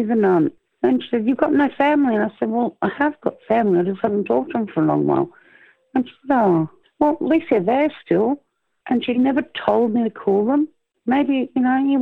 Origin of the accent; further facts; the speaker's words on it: Australia; I'm just Australian.